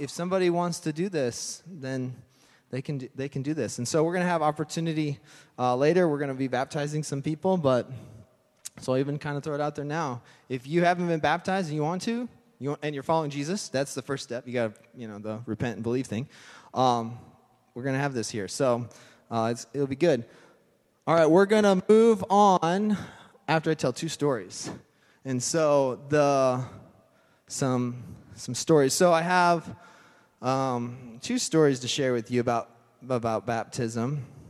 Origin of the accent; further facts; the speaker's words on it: Colorado, United States; moved away; I'm from Colorado